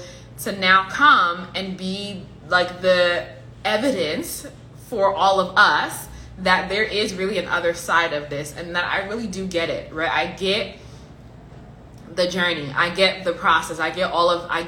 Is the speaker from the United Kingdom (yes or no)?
no; Liberia; I'm from Liberia, I'm African.